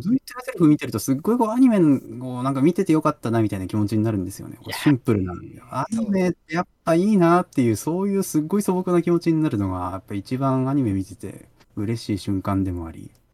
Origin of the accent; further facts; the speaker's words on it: Toyama, Japan; 僕はあの出身がその富山県